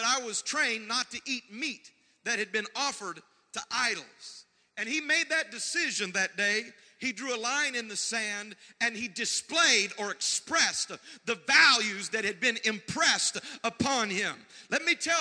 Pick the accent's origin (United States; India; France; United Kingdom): United States; the Bible Belt; I was raised in the Bible Belt in the 80s.